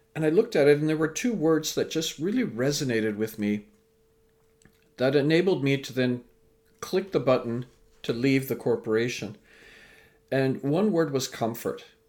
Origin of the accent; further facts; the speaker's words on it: Vancouver, British Columbia, Canada; also born or lived in England; I was born in England, raised in Canada